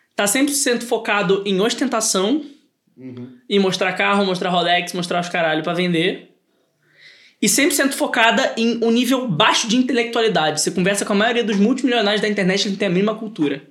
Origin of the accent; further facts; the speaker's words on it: Brazil; Nós somos brasileiros